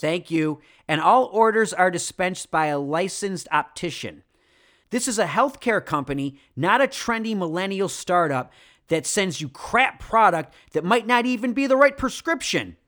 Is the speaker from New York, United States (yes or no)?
yes; Rochester, New York, United States; I'm from Rochester